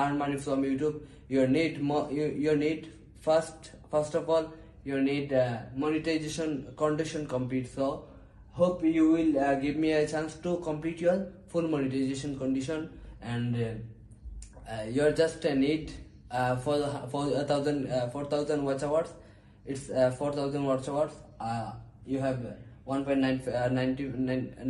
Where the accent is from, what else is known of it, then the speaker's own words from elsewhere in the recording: Bangladesh; English is a second language; I'm from Bangladesh